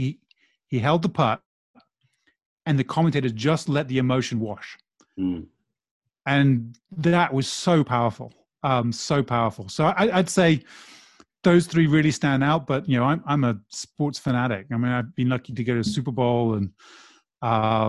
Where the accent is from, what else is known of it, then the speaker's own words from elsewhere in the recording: Brazil; moved away; I grew up in Brazil